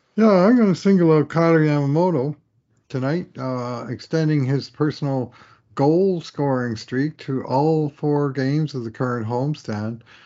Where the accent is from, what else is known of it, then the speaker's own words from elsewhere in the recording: Newfoundland and Labrador, Canada; moved away; growing up in Newfoundland, which is very, very Irish